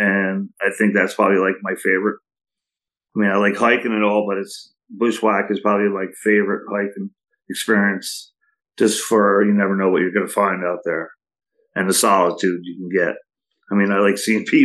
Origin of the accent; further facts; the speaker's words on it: Saugerties, New York, United States; I live here in Saugerties right now, and I grew up here in Saugerties my whole life